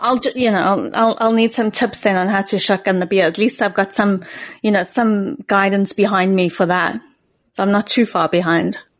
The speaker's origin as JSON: {"language": "English", "country": "South Africa", "tie": "born or raised there", "moved": "yes", "said": "growing up in South Africa"}